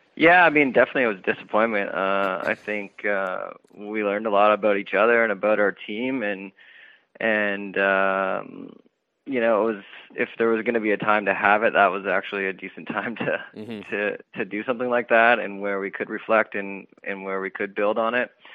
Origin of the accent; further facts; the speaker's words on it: Sarnia, Ontario, Canada; the Sarnia World Curling Tour event, which is in my hometown